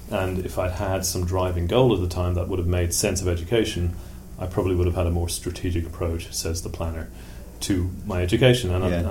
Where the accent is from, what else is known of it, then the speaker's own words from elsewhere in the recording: Tallaght, Leinster, Ireland; Uh, I mean, it was one of those places that everybody knew Tallaght had a reputation. If you got your car stolen, that's where you'd find it.